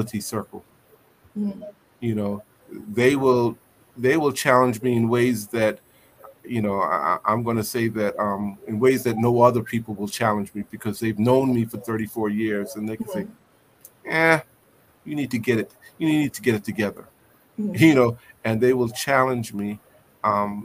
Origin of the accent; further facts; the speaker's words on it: New York City, New York, United States; I grew up in New York City